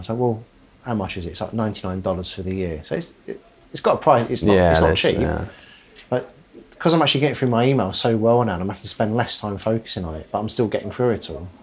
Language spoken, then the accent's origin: English; United Kingdom; we're British